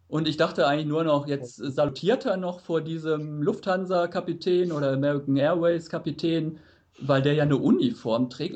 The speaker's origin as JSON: {"language": "German", "country": "Germany", "said": "als Deutscher"}